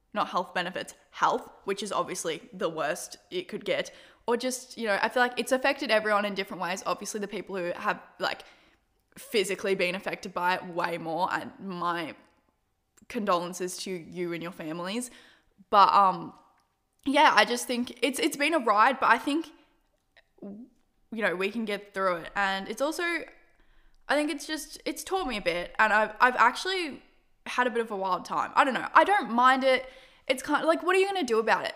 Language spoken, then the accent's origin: English; Australia; I'm Australian